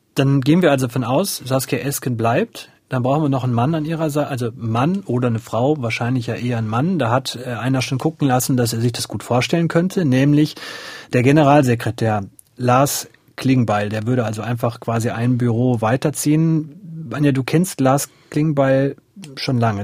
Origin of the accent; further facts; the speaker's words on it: North Rhine-Westphalia, Germany; aus meinem Heimatland Nordrhein-Westfalen